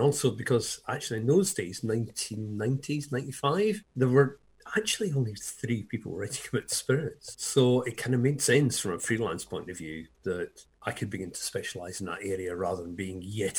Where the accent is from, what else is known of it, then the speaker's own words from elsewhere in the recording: Scotland, United Kingdom; moved away as an adult; now in Hove, United Kingdom; I'm Scottish